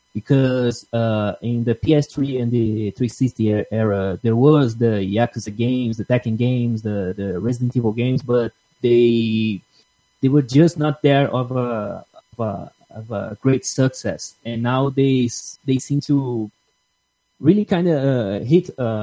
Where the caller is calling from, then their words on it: Brazil; I'm calling from Brazil.